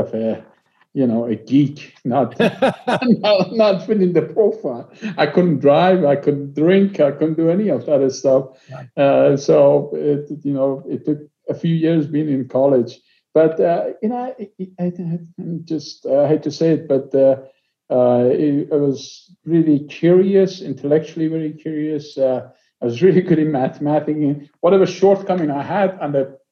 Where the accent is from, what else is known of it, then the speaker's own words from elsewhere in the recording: a suburb of Tehran, Tehran Province, Iran; moved away as an adult; now in United States; I'm Iranian. I was born in Iran, a suburb of Tehran.